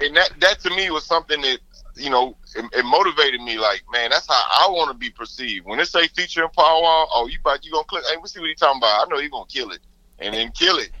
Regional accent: Houston, Texas, United States; growing up in Houston

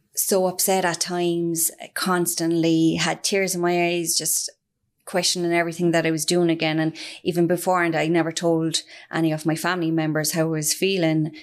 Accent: Ireland; also born or lived in Australia; I'm originally from Firhill in the north side, born and bred.

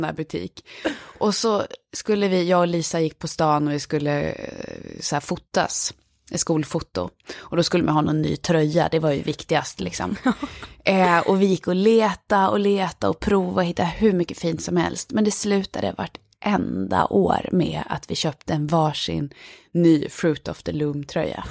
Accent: Falun, Dalarna County, Sweden; moved away; jag är från Falun. Ja, så jag är uppvuxen i den här lilla staden Falun

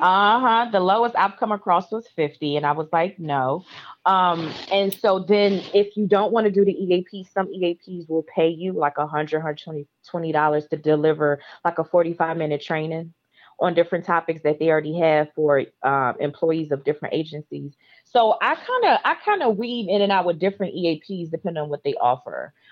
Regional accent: Midwest, United States; moved away; I'm from the Midwest and it's cold

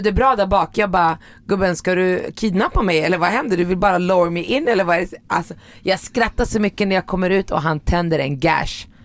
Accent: Morocco; now in Sweden; jag är från Marocko

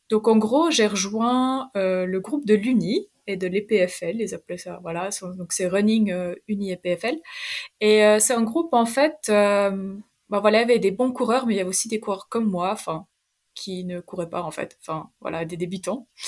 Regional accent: Romandy, Switzerland; Euh, je viens je de la Suisse, de Suisse romande. j'ai 26 ans et voilà, j'ai fait des études en médecine à Lausanne.

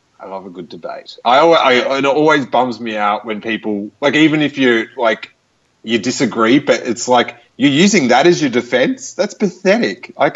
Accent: Australia; I'm from Australia.

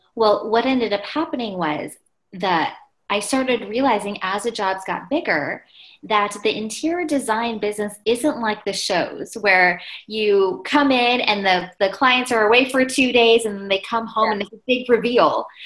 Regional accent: Pennsylvania, United States; where I grew up, I was born in Pennsylvania, it was 98% Caucasian.

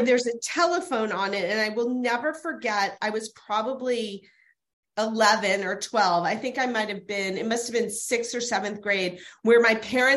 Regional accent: Louisville, Kentucky, United States; I'm from Louisville, Kentucky

